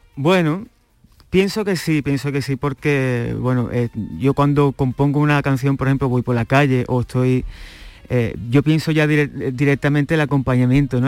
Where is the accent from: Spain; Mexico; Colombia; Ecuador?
Spain; Chiclana de la Frontera, Andalusia; en mi tierra, en Chiclana, de la frontera